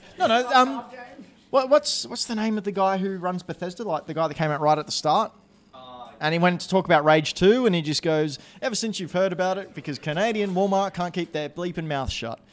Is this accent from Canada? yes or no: no; New Zealand; We're from New Zealand